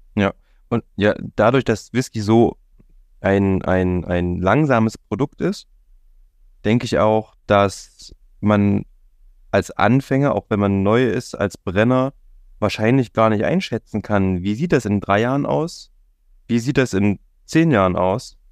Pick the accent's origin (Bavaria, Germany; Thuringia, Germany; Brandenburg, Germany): Thuringia, Germany; Jena; now in Leipzig, Germany; ich kenne es aus meiner Heimat, ich komme ursprünglich aus Jena